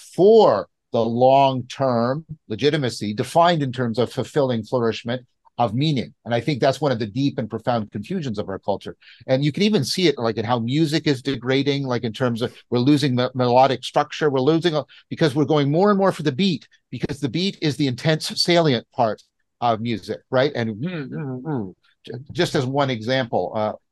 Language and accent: English; Canada; I'm a Canadian